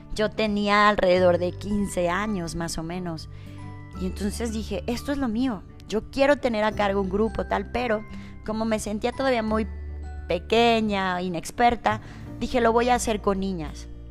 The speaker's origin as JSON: {"language": "Spanish", "town": "Lagos de Moreno", "region": "Jalisco", "country": "Mexico", "tie": "born or raised there", "said": "yo soy originaria de Lagos de Moreno, Jalisco"}